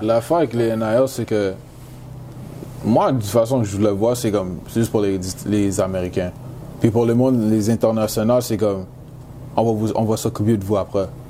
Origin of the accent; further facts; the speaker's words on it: Quebec, Canada; first language English; French is a second language; moved away as an adult; now in Syracuse, United States; comme je suis né au Canada, je suis canadien